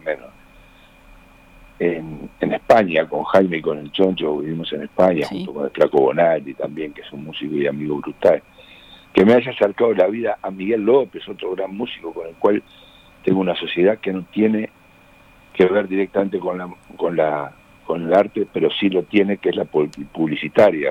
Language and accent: Spanish; Uruguay; cómo somos los uruguayos